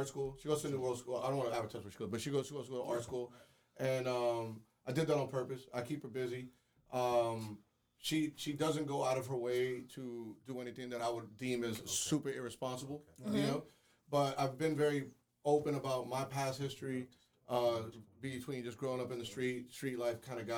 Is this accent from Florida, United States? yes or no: yes; Kendall, Florida, United States; I grew up in Kendall